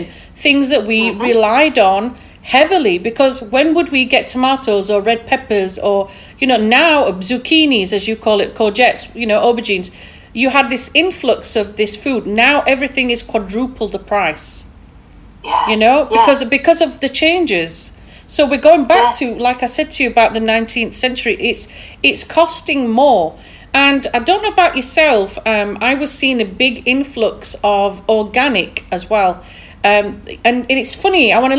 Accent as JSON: {"language": "English", "region": "Yorkshire and the Humber", "country": "United Kingdom", "accent": "thick Yorkshire", "said": "my thick Yorkshire accent"}